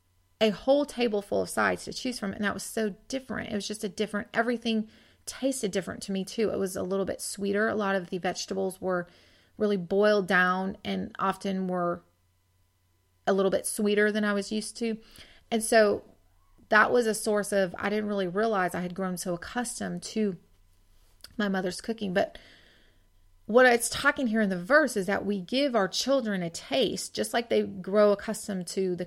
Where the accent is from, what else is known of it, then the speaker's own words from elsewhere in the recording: Washington, United States; now in Georgia, United States; when I first got married and I moved from Washington to Georgia, that was really a source of, I didn't realize, a source of homesickness for me.